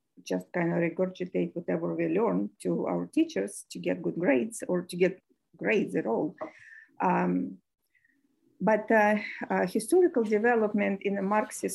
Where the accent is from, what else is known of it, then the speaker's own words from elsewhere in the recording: Moscow, Russia; moved away as an adult; I was born in Moscow